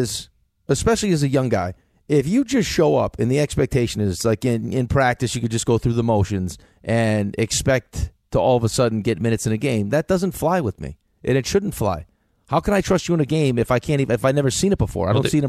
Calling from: Long Island, New York, United States; … on Long Island.

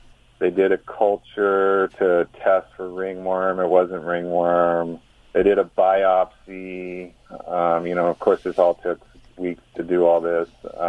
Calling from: California, United States; Rio Grande, California.

